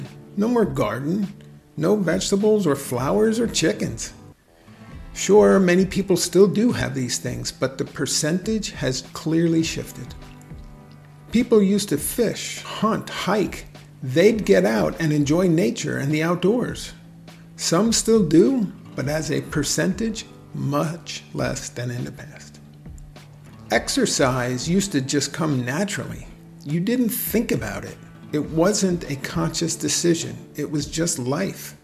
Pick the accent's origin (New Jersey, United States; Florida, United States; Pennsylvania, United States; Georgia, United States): New Jersey, United States; my home state of New Jersey